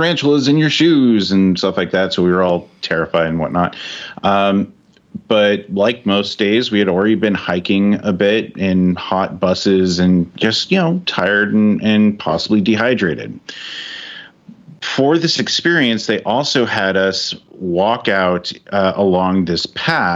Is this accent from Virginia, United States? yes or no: no; California, United States; I'm a kid from California, grew up, born, raised there